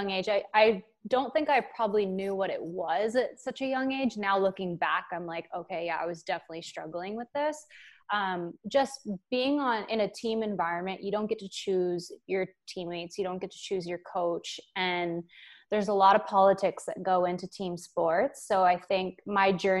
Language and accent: English; Canada; I want to represent Canada because we're Canadian as well.